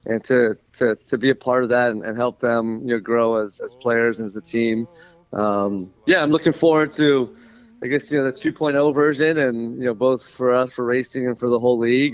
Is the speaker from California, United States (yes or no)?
yes; Southern California, United States; moved away; I'm from Southern California